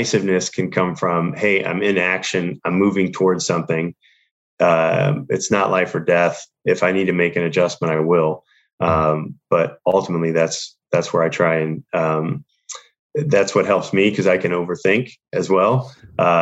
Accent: St. Louis, Missouri, United States; moved away as an adult; now in Los Angeles, United States; I was born and raised in St. Louis. So I'm Midwest, St. Louis, Missouri. And then I moved out to LA, at 23

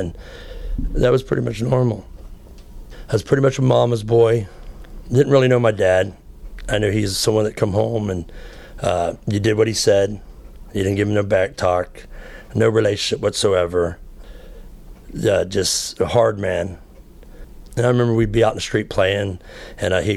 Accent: Florida, United States; I grew up in Florida

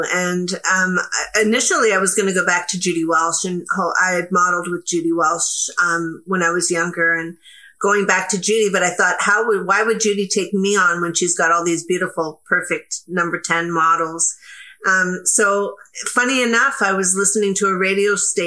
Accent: Canada; I'm very proud to be Canadian

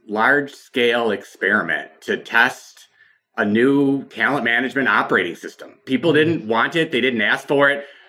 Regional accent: Michigan, United States; I grew up in Michigan

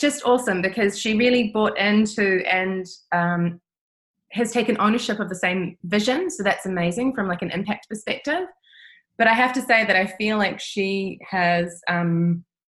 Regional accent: New Zealand; moved away as an adult; also born or lived in Italy / Netherlands; growing up in New Zealand

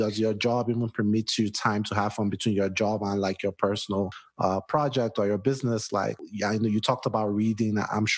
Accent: Nigeria; moved away as an adult; now in United States; I grew up in Nigeria for the first 26 years of my life.

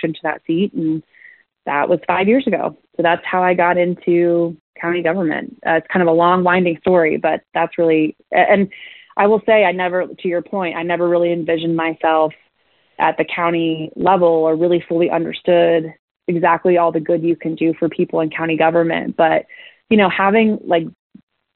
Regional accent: Akron, Ohio, United States; I wanted to come back home to Akron, and came back home

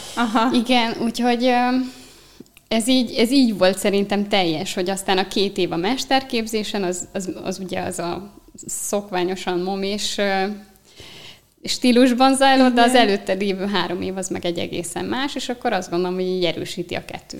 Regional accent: Eger, Heves, Hungary; Egerből származom

